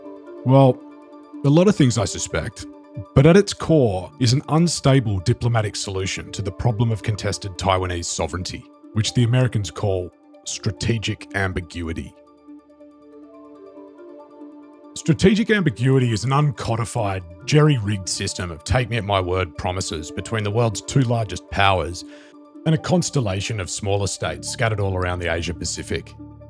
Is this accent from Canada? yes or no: no; Australia; now in New York City, United States; I'm an Australian journalist based in New York City